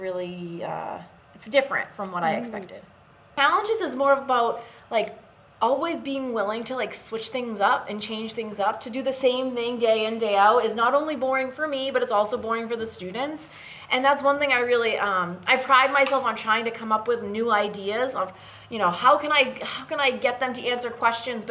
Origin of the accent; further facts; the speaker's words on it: Malden, Massachusetts, United States; Malden, which was my hometown at the time